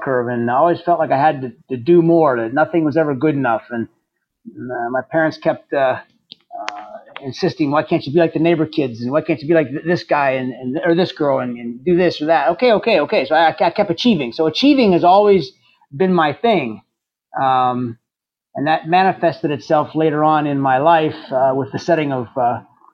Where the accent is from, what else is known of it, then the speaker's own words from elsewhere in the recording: Indiana, Pennsylvania, United States; moved away as an adult; I'm originally from Indiana, Pennsylvania